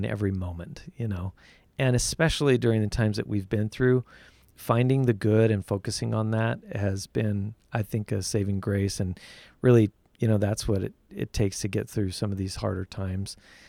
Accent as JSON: {"language": "English", "region": "Utah", "country": "United States", "tie": "born or raised there", "also_born_or_lived": "England / New York", "said": "I grew up in Utah, and left Utah and went to England and went to New York and lived for a while in both those locations"}